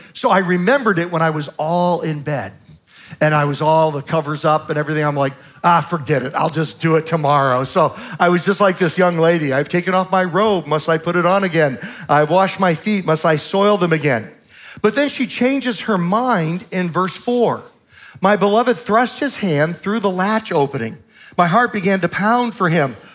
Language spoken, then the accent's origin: English; Southern Virginia, United States; I'm from Southern Virginia